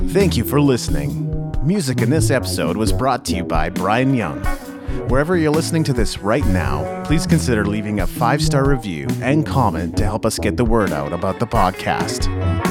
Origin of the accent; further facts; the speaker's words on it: Japan; moved away; As a child, I was brought up in Japan, and that has had an irreversible impact on the way I am.